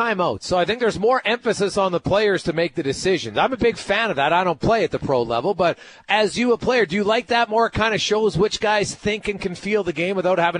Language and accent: English; Ontario, Canada; growing up in Ontario, we've really seen a massive boon in the talent level of Canadians playing basketball.